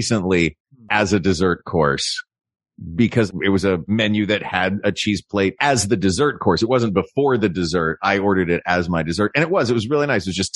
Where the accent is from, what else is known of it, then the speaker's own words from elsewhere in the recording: United States; as an American